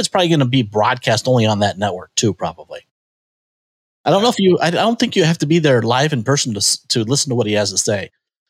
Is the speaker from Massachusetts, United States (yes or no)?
no; California, United States; maybe it's because I'm from California.